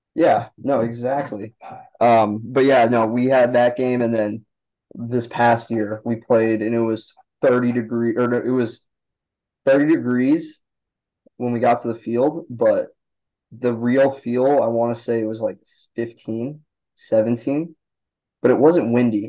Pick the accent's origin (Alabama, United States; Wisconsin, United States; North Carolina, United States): Wisconsin, United States; Milwaukee; I grew up in around Milwaukee.